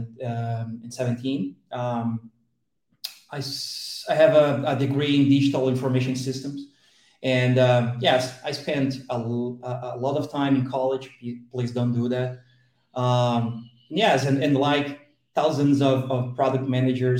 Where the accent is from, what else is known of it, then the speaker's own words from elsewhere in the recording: southern Brazil, Brazil; I'm from Brazil, very Southern Brazil. I'm very near to Argentina and Uruguay.